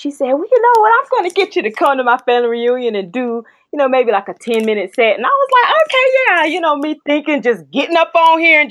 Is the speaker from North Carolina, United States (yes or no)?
yes; North Carolina, United States; I'm from North Carolina, North Cackalack